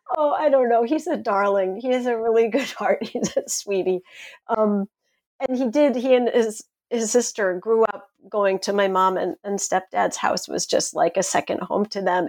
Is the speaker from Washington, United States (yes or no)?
no; Brookhaven, New York, United States; I grew up right on, just smack up against the salt marsh about halfway out on the South Shore in Brookhaven Hamlet